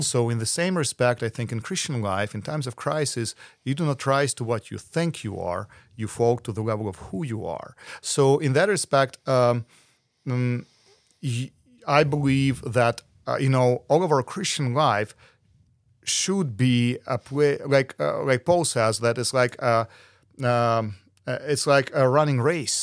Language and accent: English; Ukraine; moved away as an adult; now in United Kingdom; I am from Ukraine